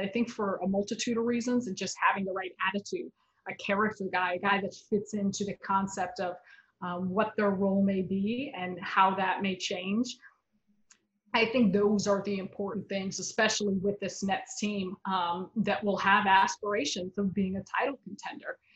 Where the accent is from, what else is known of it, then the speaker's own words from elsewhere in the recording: Chicago, Illinois, United States; now in New York, United States; I'm born and raised in Chicago